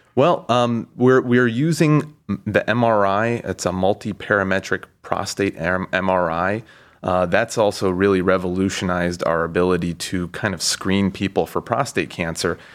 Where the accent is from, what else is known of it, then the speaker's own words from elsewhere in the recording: Cincinnati, Ohio, United States; moved away as an adult; also born or lived in Pittsburgh / Baltimore; now in Cleveland, United States; I'm from Cincinnati